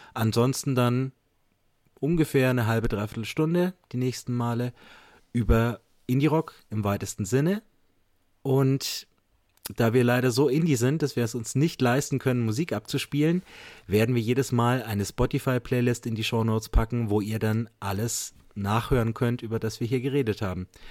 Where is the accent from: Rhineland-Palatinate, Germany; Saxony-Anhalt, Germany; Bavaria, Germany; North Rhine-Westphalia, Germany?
Bavaria, Germany; Bamberg; Ich komme aus Bamberg, bin Lehrer hier